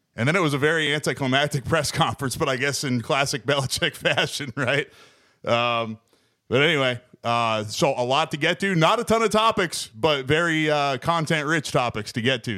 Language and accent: English; New England, United States; I grew up in New England